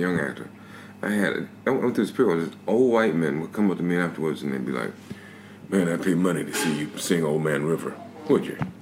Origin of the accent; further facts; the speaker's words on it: Albany, Georgia, United States; moved away as an adult; now in United Kingdom; I grew up in the South